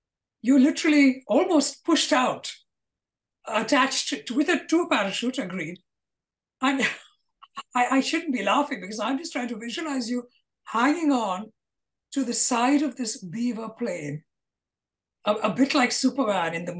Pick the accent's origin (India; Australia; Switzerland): India; Kolkata, West Bengal; I grew up in Calcutta